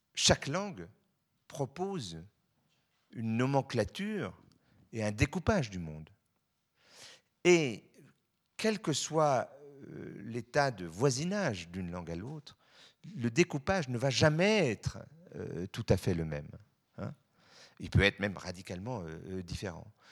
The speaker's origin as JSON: {"language": "French", "country": "Switzerland", "said": "je suis suisse"}